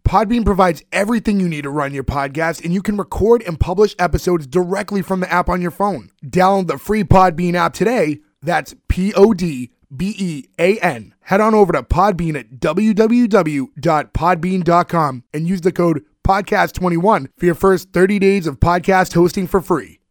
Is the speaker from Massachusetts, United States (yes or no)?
yes; Boston, Massachusetts, United States; we're all from the Boston area.